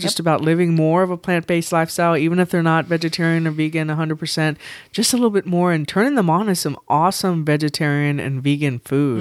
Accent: San Antonio, Texas, United States; I grew up in San Antonio

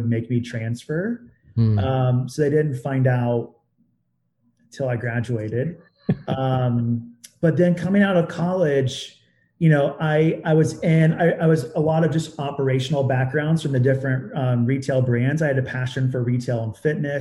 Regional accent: Southeast Indiana, United States; I grew up in Southeast Indiana

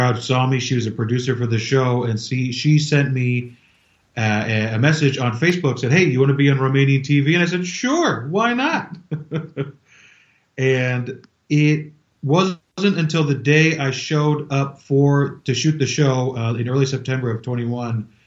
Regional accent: California, United States; moved away; I'm from California

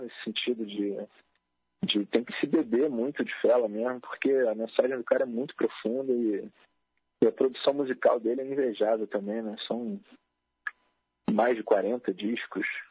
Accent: Rio de Janeiro, Brazil; eu sou carioca, né? nasci na, na, zona norte do Rio

